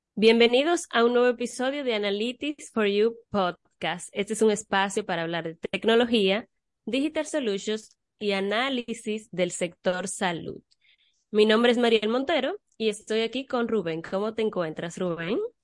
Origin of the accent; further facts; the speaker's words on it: Dominican Republic; Yo soy dominicana